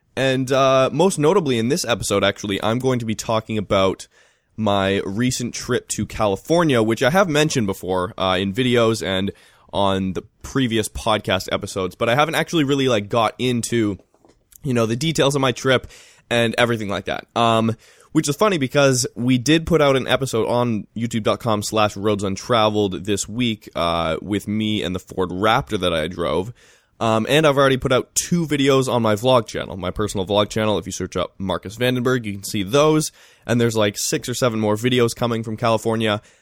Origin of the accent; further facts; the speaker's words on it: Vancouver, British Columbia, Canada; growing up in Vancouver